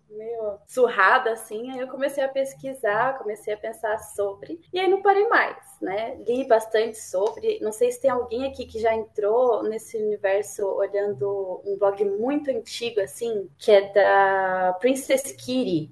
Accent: São Paulo, Brazil; eu sou de São Paulo, da Zona Leste.

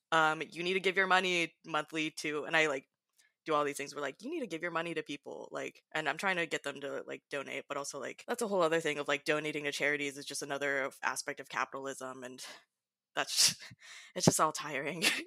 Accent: Southern California, United States; moved away as an adult; now in Pacific Northwest, United States; I'm currently in the Pacific Northwest, um, originally coming from Southern California for my background

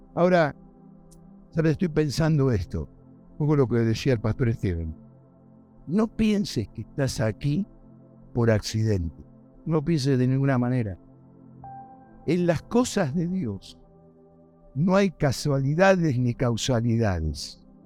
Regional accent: Argentina; moved away as an adult; now in United States; yo, por supuesto, soy argentino

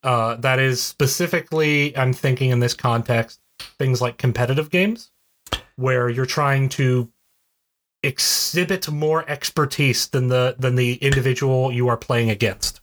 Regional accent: West Virginia, United States; I'm from West Virginia.

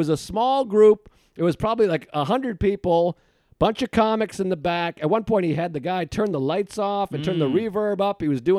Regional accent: Boston, Massachusetts, United States; moved away; And I grew up in Boston.

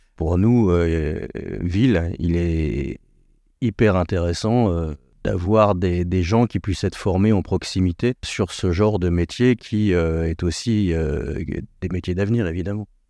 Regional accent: France; on est français, on est latin

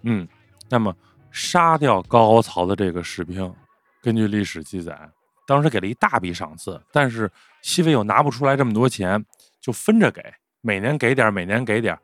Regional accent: Beijing, China; accent: Beijing dialect; 咱说北京话

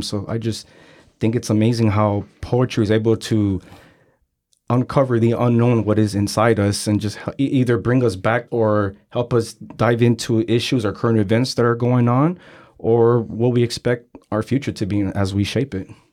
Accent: San Francisco, California, United States; I'm from San Francisco, born and raised. I grew up in San Francisco during a time period that it was really bad in the Mission District

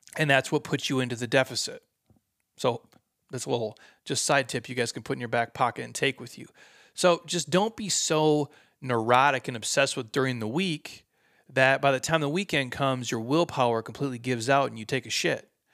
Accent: Midwest, United States; I'm from the Midwest

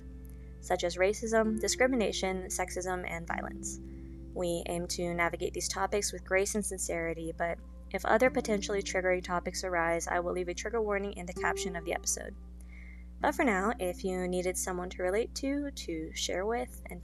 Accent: Las Vegas, Nevada, United States; I grew up in Las Vegas

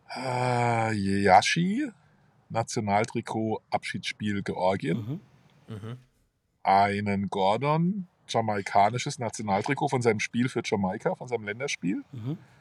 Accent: Karlsruhe, Baden-Württemberg, Germany; Mühlburg, das ist meine Heimat. Äh, das ist auch übrigens eine Heimat des KSC. Äh, da verbinde ich ganz viel mit, auch ja. familiär, da bin ich groß geworden

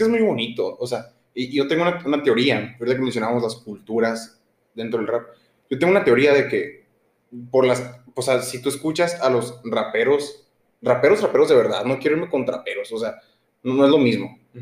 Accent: Hermosillo, Sonora, Mexico; nosotros somos de Hermosillo, Sonora, los dos

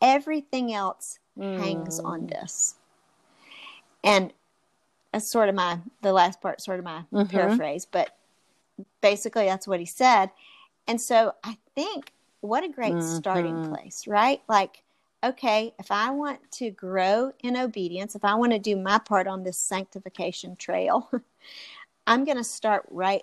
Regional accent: United States; we're American

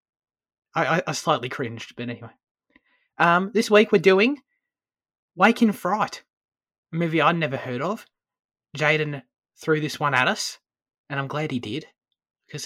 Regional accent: Australia; As an Aussie

